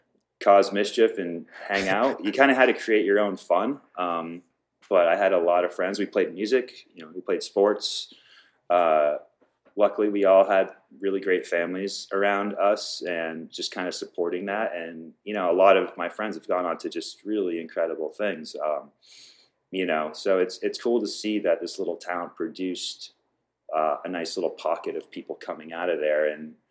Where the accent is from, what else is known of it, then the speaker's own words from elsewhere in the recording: Waterville, Maine, United States; I'm from Waterville. Yeah. Probably the most plain name of a town you ever heard.